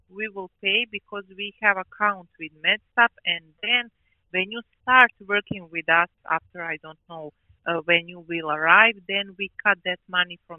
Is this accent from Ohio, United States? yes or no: yes; Ohio, United States; I'm from Ohio, yeah.